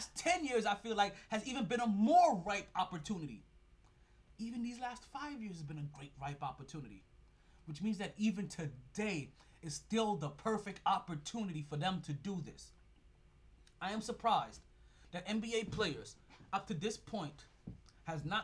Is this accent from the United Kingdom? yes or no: no; Jamaica; So I'm Jamaican. I'm Jamaican as shit.